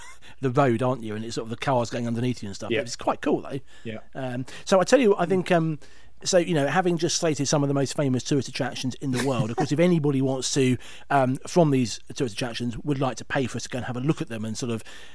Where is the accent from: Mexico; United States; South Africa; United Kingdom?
United Kingdom; being British